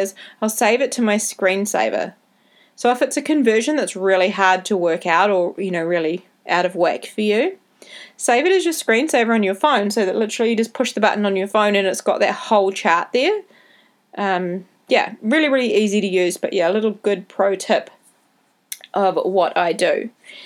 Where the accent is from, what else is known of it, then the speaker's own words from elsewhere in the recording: New Zealand; accent: Kiwi; my Kiwi accent can be a bit hard to understand when I talk too fast